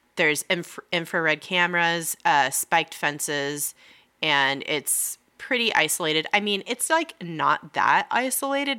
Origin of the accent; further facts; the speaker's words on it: Lake Arrowhead, California, United States; we grew up in Lake Arrowhead.